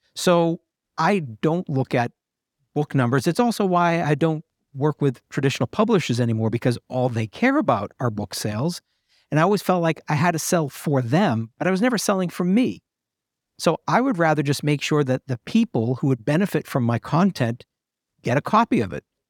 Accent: New England, United States; moved away; I'm originally from New England

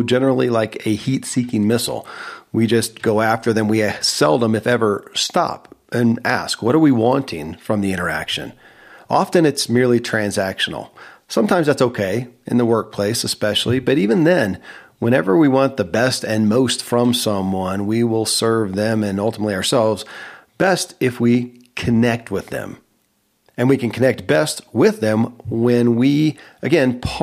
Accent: Kentucky, United States; I grew up in Kentucky where horse racing

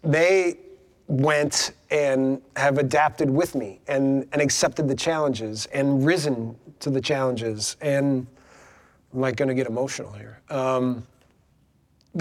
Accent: Wisconsin, United States; moved away; I'm from Wisconsin

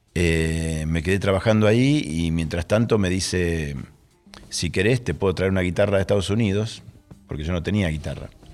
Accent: Rosario, Santa Fe, Argentina; soy argentino

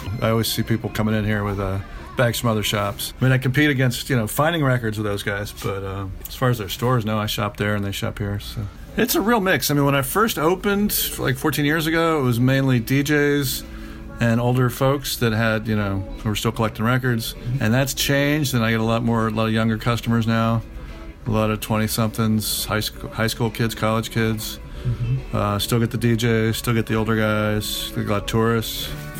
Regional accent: Atlanta, Georgia, United States; also born or lived in Athens / London / Cleveland / Los Angeles; I grew up in Atlanta, and I always had a big record collection in high school. And it got bigger in college. I went to school in Athens and got more records. And then I lived in London. I lived in Cleveland.

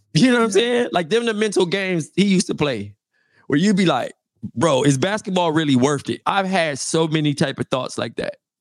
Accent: Compton, California, United States; moved away; also born or lived in Fresno; I'm from Compton

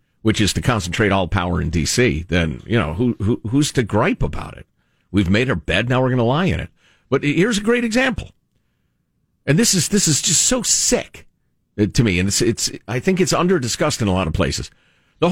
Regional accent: Upper Midwest, United States; moved away; I grew up in the upper Midwest, too

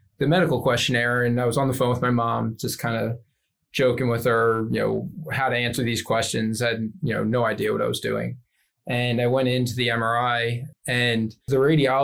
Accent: Philadelphia, Pennsylvania, United States; moved away; I said, the Philadelphia area.

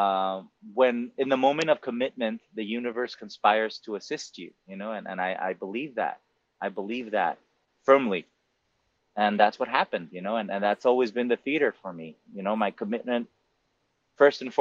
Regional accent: Monterrey, Nuevo León, Mexico; English is a second language; moved away as an adult; also born or lived in New York; now in United States; I did grow up in Mexico, I grew up in a very Americanized city of Mexico mm-hmm. called Monterrey.

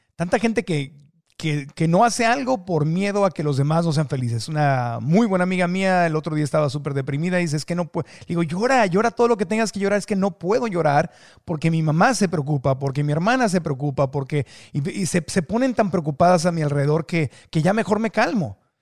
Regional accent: Mexico; los mexicanos somos

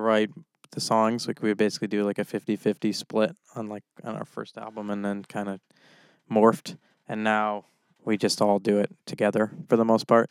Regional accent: Orange, Massachusetts, United States; my hometown of Orange

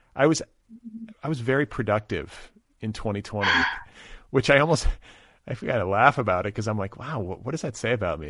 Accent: Midwest, United States; moved away; also born or lived in Boulder, Colorado; I grew up in the Midwest

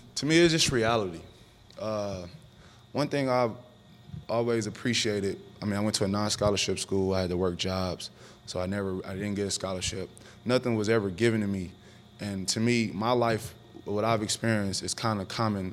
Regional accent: Oakland, California, United States; growing up in Oakland, California

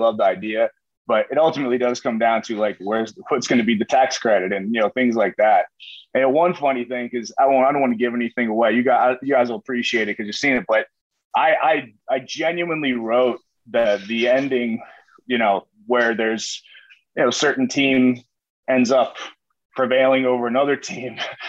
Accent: Wilmington, Delaware, United States; I grew up in Wilmington, Delaware. You know, it's like the Newark, New Jersey to New York is how it is for us in Delaware.

